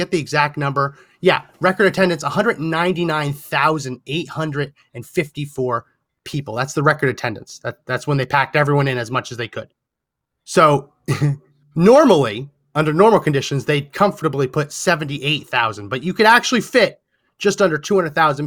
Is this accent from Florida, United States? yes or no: no; New Jersey, United States; I grew up in New Jersey, and the Meadowlands